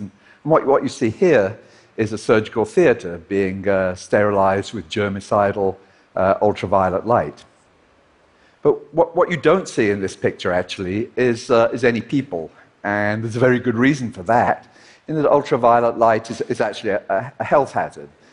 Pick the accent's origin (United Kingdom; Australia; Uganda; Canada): United Kingdom; Liverpool, North West England; his and my hometown of Liverpool